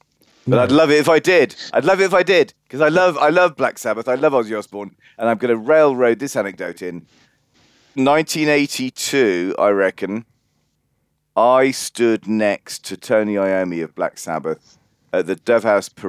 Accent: Solihull, West Midlands, United Kingdom; accent: Brummie; so I'm a Brummie by birth, as you can probably tell by my dulcet tones.

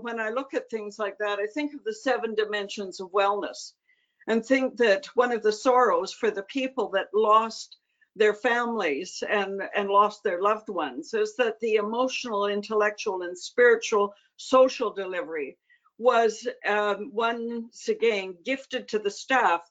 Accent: Canada; as a Canadian

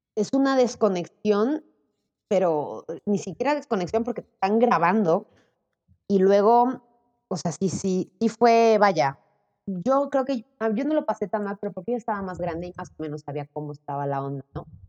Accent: Puebla, Mexico; accent: Mexican; moved away as an adult; also born or lived in Zacatecas, Mexico / Playa del Carmen, Mexico; now in Valencia, Spain; yo como crecí ahora sí con, pues, mexicanos toda la vida, pues yo pensaba que yo era mexicana, yo no tenía acento

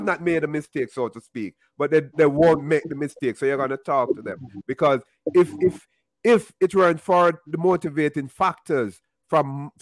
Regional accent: Kingston, Jamaica; I'm from Jamaica. You're from Jamaica, and we grew up in Jamaica.

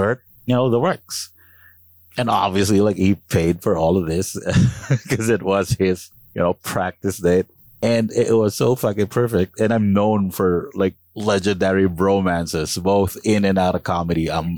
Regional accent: Calabarzon, Philippines; I'm from Cavite, proudly from Cavite

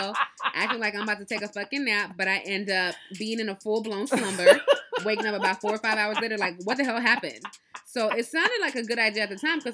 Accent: Nigeria; I'm Nigerian

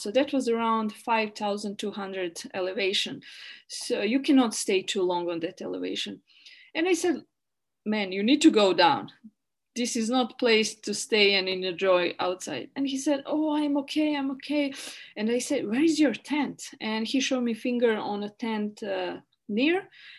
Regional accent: Bosnia & Herzegovina; English is a second language; moved away; I'm from Yugoslavia. I'm always scared of police and everyone.

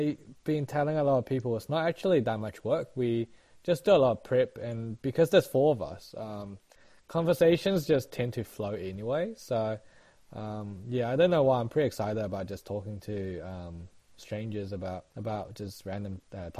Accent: New Zealand; I was also thinking about even just sharing about our life more in depth, like growing up in New Zealand comparing to how we observe people in New Zealand now.

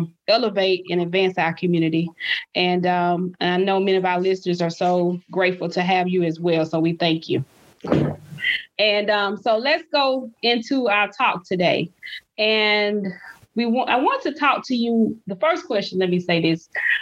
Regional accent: Montgomery, Alabama, United States; I'm a native Alabamian and a native Montgomeryan.

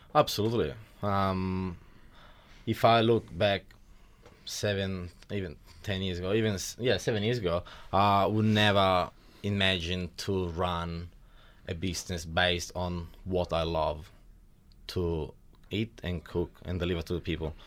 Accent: Milan, Lombardy, Italy; accent: Italian; moved away as an adult; now in Wodonga, Australia; I was born in Italy about thirty-two years ago in Milan.

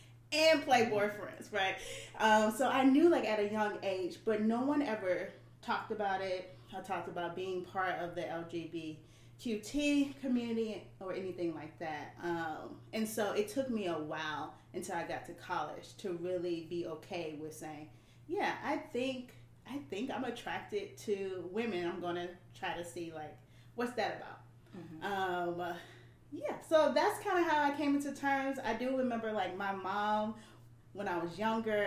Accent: Decatur, Georgia, United States; now in Richmond, United States; I'm born and raised from Decatur, Georgia

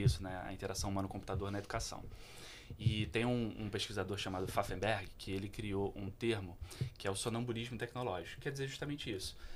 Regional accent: Petrópolis, Rio de Janeiro, Brazil; eu sou de Petrópolis, cantei num uhum. coral que é conhecido Legal. em Petrópolis durante muito tempo, chamado Coral dos Canarinhos

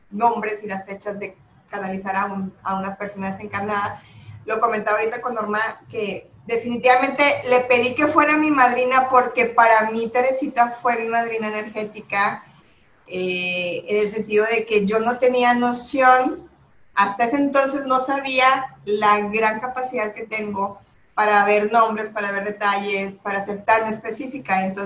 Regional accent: Monterrey, Nuevo León, Mexico; de aquí de Monterrey también.

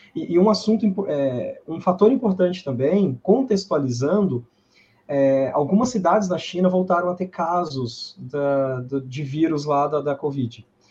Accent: Minas Gerais, Brazil; also born or lived in Viçosa; Eu sou de Minas também, estudei em Viçosa

